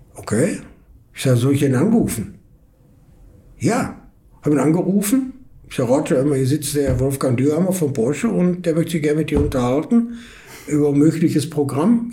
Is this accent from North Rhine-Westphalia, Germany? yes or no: yes; Essen, North Rhine-Westphalia, Germany; moved away as an adult; now in California, United States; Ich komme aus Essen, ja. bin in Essen geboren, aufgewachsen, alles